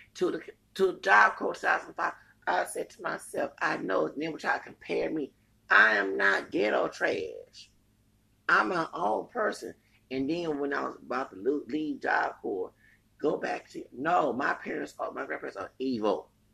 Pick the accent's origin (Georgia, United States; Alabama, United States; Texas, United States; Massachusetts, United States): Texas, United States; Houston; I'm from Texas, the plantation states